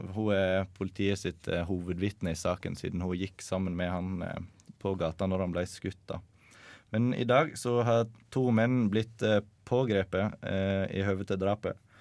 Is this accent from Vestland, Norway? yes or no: yes; Sogndal, Vestland, Norway; now in Trondheim, Norway; Jeg kommer fra Sogndal, bor i Trondheim